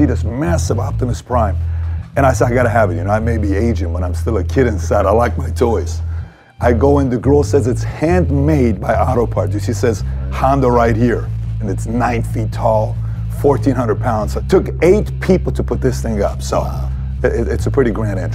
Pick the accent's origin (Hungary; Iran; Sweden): Iran; growing up in Iran. I was born October of 78, which is the peak of the revolution between the Shah and the whole thing that was going on